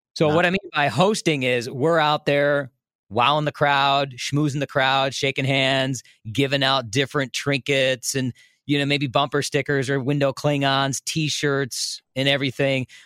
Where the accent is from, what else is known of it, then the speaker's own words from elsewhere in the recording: Des Plaines, Illinois, United States; now in Milwaukee, United States; I grew up in Des Plaines